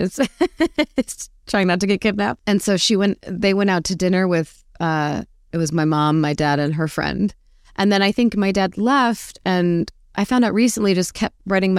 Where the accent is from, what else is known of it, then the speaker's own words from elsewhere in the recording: Arizona, United States; Hot. Predictably, probably. I actually was quite an indoor kid.